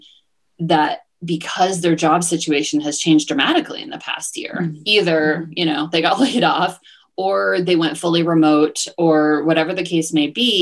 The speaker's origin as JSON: {"language": "English", "region": "New Jersey", "country": "United States", "tie": "born or raised there", "also_born_or_lived": "Washington, D.C. / Southeast Asia", "moved": "as an adult", "lives_now": "Mexico", "said": "I grew up in New Jersey and went to school in Washington, D.C."}